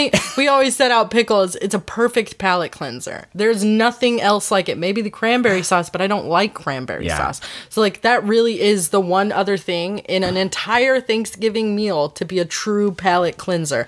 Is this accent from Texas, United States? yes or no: yes; Texas Panhandle, United States; I come from the panhandle of Texas.